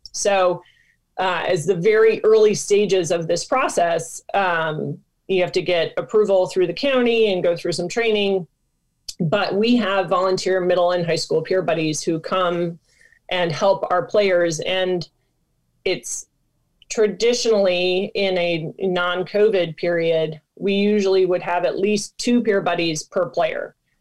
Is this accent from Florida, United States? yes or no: no; Michigan, United States; moved away; I'm from Michigan originally